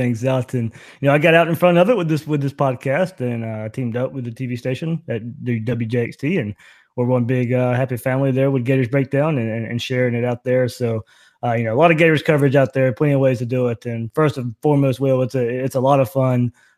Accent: Southeast Georgia, United States; I grew up in Southeast Georgia

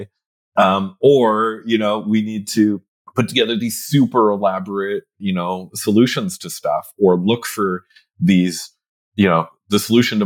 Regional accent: Canada; I'm Canadian

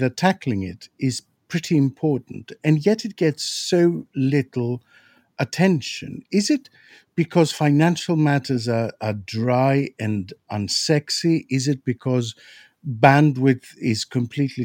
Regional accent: Greece; now in United Kingdom; I'm from Greece

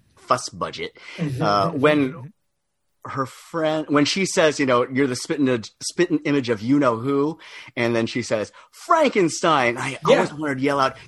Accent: Laguna Beach, California, United States; I grew up in Laguna Beach, was not, you know, it's not the projects, but we were Filipinos in Laguna Beach.

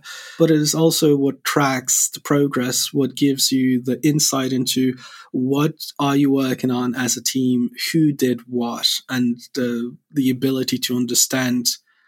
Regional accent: Poland; moved away as an adult; CEO and co-founder of Spacelift. I'm originally from Poland, from Europe.

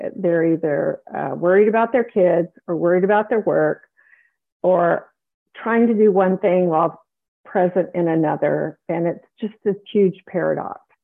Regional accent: South Carolina, United States; moved away as an adult; also born or lived in Dallas, Texas; I grew up in South Carolina

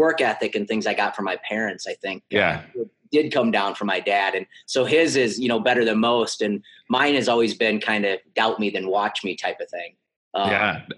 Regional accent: Sioux City, Iowa, United States; also born or lived in Sergeant Bluff, Iowa / South Dakota; Born and raised in Sioux City, Iowa, and lived in Morningside for the majority

